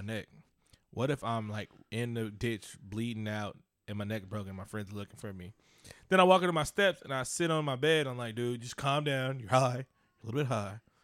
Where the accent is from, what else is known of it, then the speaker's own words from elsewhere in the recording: Oakland, California, United States; I'm from East Oakland, California.